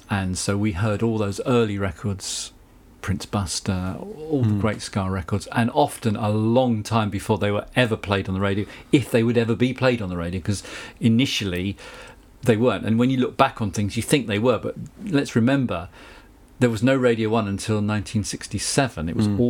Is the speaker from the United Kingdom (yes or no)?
yes; South of England, United Kingdom; accent: Southern English; as you can hear from my accent, I don't have a Kent accent.